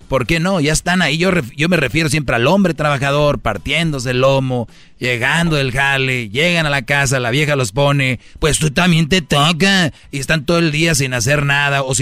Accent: Michoacán, Mexico

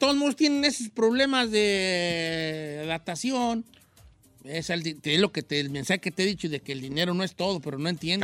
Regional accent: Mexico; now in United States; yo soy del rancho

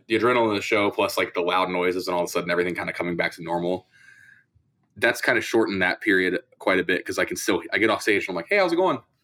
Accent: Columbus, Ohio, United States; I'm from Columbus, Ohio

